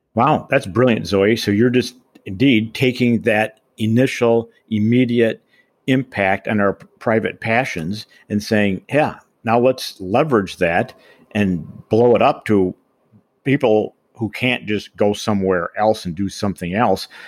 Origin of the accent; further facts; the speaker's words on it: Boulder, Colorado, United States; also born or lived in Michigan; my hometown, of course, is Boulder. It still is.